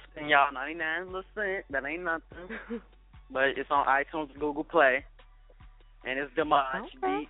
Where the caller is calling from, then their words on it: Chicago, Illinois, United States; I'm calling from Chicago